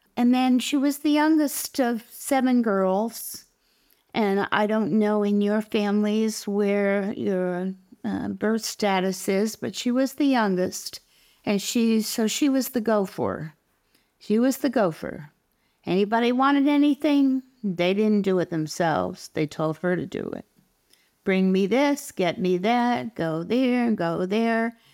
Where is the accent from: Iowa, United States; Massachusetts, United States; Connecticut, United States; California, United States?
Massachusetts, United States; Malden; moved away as an adult; also born or lived in Weymouth, Massachusetts / Montreal, Canada; now in Texas, United States; growing up in Malden